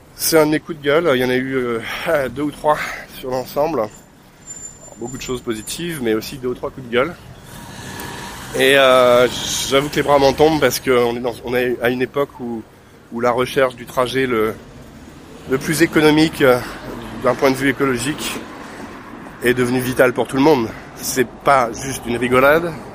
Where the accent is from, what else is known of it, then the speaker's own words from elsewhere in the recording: France; je suis français